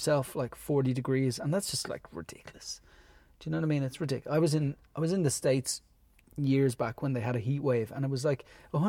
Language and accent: English; Ireland; we're Irish